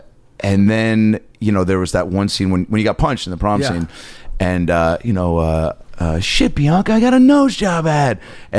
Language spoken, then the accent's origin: English; Seattle, Washington, United States; Yeah, I'm from Seattle.